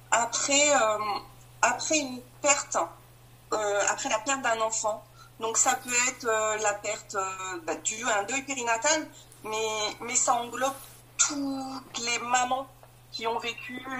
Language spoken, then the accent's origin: French; Grand Est, France; j'ai 44 ans, je suis de la Marne.